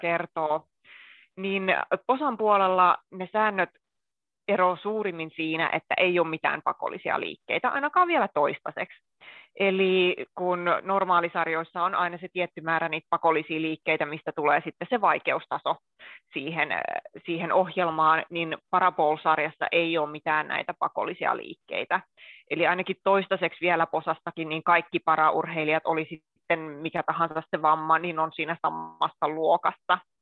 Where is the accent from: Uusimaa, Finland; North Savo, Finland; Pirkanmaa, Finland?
Pirkanmaa, Finland; Akaa; now in Helsinki, Finland; Tällä hetkellä asun Helsingissä. Alun perin oon kotoisin Pirkanmaalta, Akaan Toijalasta, eli pienen kaupungin ihmisiä